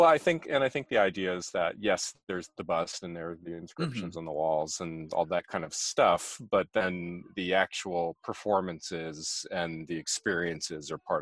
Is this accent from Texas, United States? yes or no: no; Germantown, Maryland, United States; I grew up in Germantown, Montgomery County, and I don't get up there very much because my family doesn't live there anymore.